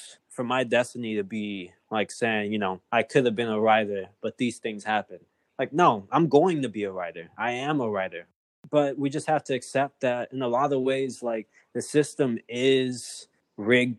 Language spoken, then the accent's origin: English; Chicago, Illinois, United States; I grew up at Humboldt Park